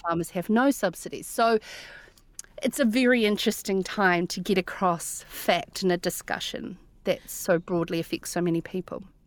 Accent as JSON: {"language": "English", "town": "Cromwell", "region": "Otago", "country": "New Zealand", "tie": "born or raised there", "said": "we grew up in Cromwell, in Wanaka's ex-neighbour"}